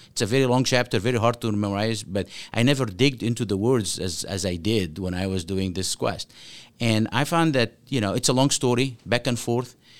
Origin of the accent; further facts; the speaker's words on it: Cairo, Cairo Governorate, Egypt; now in Omaha, United States; I grew up in Cairo, Egypt